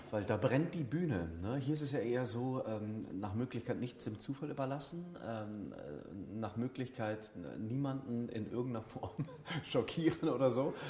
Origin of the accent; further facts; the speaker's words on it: Germany; ich bin Deutscher, bin hier groß geworden, ähm, habe eine deutsche Mutter